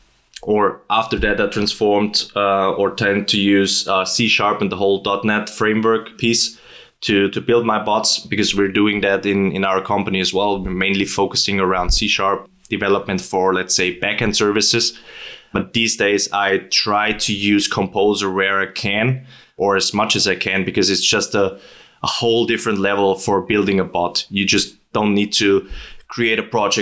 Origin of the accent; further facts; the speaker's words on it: near Schwarzenegger's birthplace, Styria, Austria; accent: Austrian; English is a second language; I'm from Austria, as you might hear from my dialect, especially talking not like Schwarzenegger, but a bit like him. Actually, I've grown up in a city which is kind of 2 kilometers from his birthplace